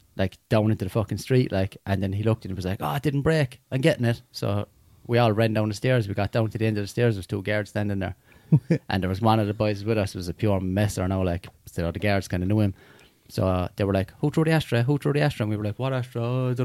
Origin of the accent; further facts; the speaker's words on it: Limerick, Munster, Ireland; we grew up in Limerick's projects